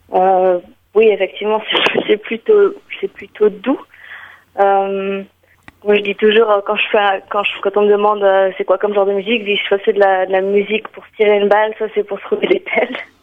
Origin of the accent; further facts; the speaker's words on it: Geneva, Switzerland; also born or lived in Valais / Lebanon / Berlin, Germany; Je suis valaisanne, enfin d'origine valaisanne, mais j'ai grandi à Genève, et du côté de mon père, je suis libanaise